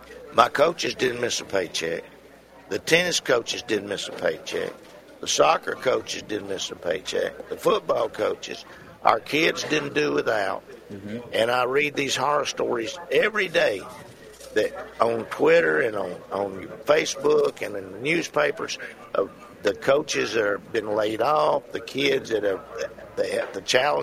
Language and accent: English; Cannon County, Tennessee, United States; also born or lived in Rutherford County, Tennessee / Bedford County, Tennessee; I was born in Rutherford County, raised in Cannon County, and then lived 28 years in Bedford County, and now I'm back in Rutherford County.